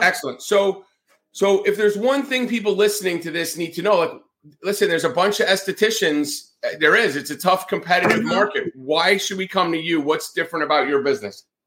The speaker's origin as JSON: {"language": "English", "region": "northern New Jersey", "country": "United States", "tie": "born or raised there", "also_born_or_lived": "Atlanta, Georgia / the South", "moved": "as an adult", "said": "Growing up in New Jersey, especially northern New Jersey"}